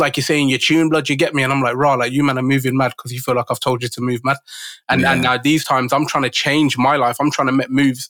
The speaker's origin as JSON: {"language": "English", "town": "Birmingham", "region": "West Midlands", "country": "United Kingdom", "tie": "born or raised there", "said": "I was a grime MC because I grew up in Birmingham"}